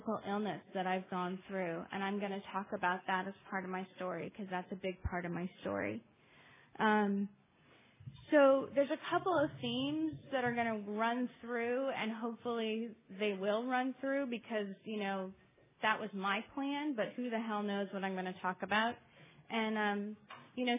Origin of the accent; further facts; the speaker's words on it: Los Angeles, California, United States; I grew up in Los Angeles